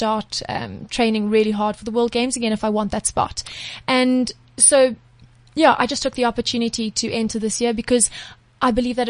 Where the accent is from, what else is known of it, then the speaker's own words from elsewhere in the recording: South Africa; moved away as an adult; also born or lived in Europe; I'm a South African show jumper.